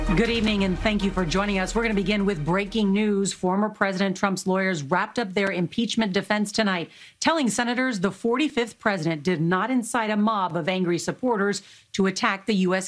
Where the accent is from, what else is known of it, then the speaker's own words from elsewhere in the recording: San Antonio, Texas, United States; San Antonio, my hometown